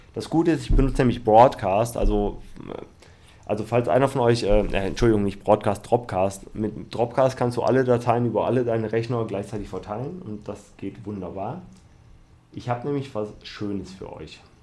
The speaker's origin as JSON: {"language": "German", "town": "Düsseldorf", "region": "North Rhine-Westphalia", "country": "Germany", "tie": "born or raised there", "said": "aus meiner Heimat, also in Düsseldorf"}